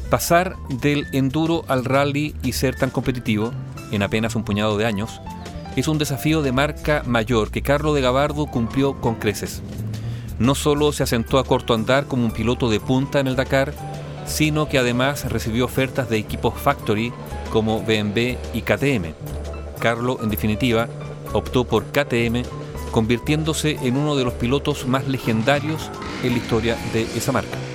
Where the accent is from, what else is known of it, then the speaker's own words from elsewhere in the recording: Huelquén, Santiago Metropolitan, Chile; Yo nací acá, estudié en Santiago y todo, pero siempre vinculado al campo con mis padres. Y Huelquén es un pueblo que queda